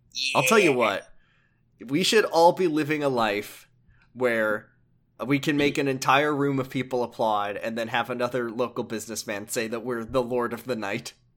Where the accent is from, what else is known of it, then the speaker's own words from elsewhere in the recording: United States; as an American